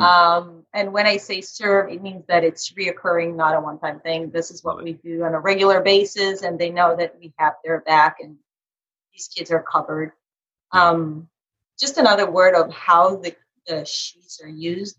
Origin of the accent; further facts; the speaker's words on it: Carmel, Indiana, United States; my hometown it's called carmel indiana